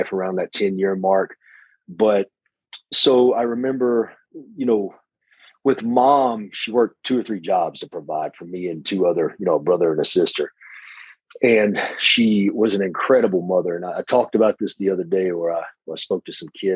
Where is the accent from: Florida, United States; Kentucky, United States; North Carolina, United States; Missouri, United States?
North Carolina, United States; Hickory; I'm from small town Hickory, North Carolina.